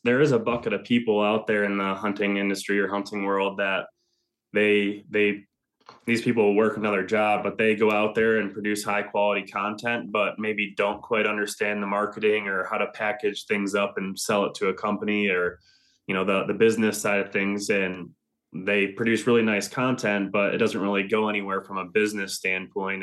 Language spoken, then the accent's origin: English; Northern Michigan, United States; moved away as an adult; also born or lived in Ann Arbor, Michigan; now in Ohio, United States; I'm originally from Northern Michigan